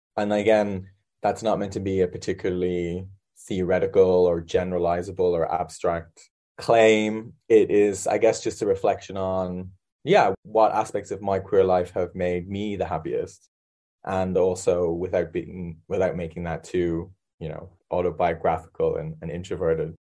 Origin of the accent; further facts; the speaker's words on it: Ireland; moved away; I'm also Irish